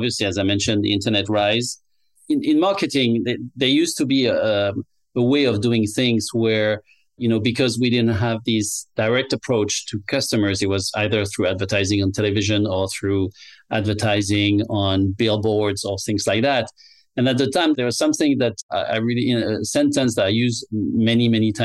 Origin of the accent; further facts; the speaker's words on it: France; English is a second language; moved away as an adult; also born or lived in Tokyo, Japan / Berlin, Germany; I came back to France because I'm originally from France, as you can tell from my accent